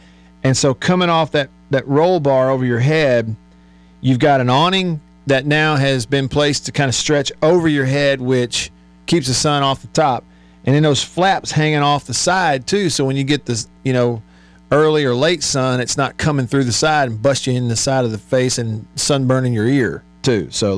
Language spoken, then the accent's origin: English; Tupelo, Mississippi, United States; if you're listening live in the smack middle of the day with the sun out in my hometown of Tupelo, it is 80 degrees out there.